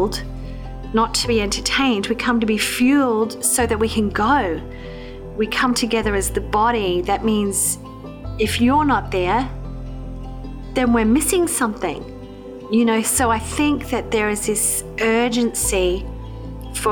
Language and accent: English; Queensland, Australia; moved away; also born or lived in New South Wales; I grew up in Queensland in Australia